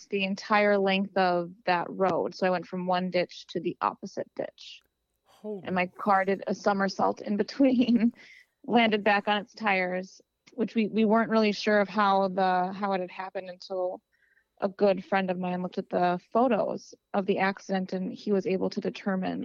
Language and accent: English; Wisconsin, United States; growing up in Wisconsin